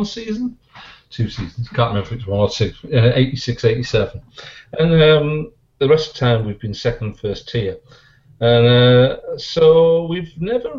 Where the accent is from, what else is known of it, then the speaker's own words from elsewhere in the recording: Teesside, North East England, United Kingdom; also born or lived in Hull; I was originally born in Hull, and we moved from Hull to Teesside in 69